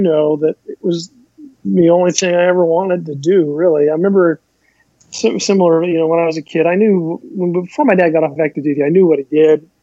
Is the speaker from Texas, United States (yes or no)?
yes; Houston, Texas, United States; moved away as an adult; So I grew up mostly in Houston. And in fact, I grew up in Houston.